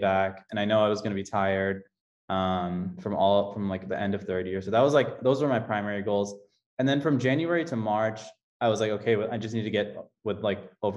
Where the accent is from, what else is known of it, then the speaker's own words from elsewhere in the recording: Austin, Texas, United States; I grew up in Austin, Texas